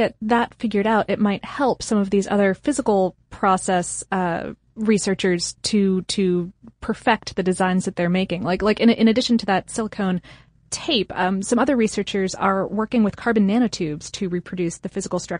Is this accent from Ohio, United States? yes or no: yes; Akron, Ohio, United States; born there; I was born in Akron, so I needed to point it out.